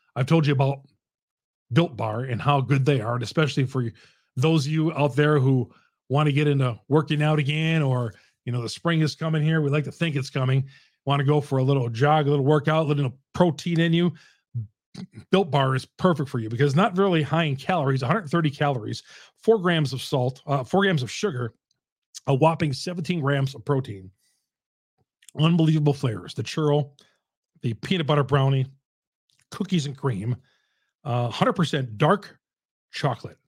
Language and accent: English; Greendale, Wisconsin, United States; I went to Greendale, my hometown